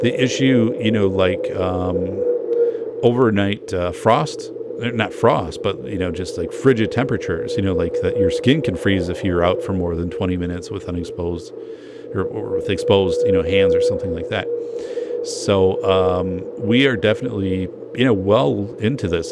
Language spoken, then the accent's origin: English; northern Wisconsin, United States; I grew up in Wisconsin, I grew up in northern Wisconsin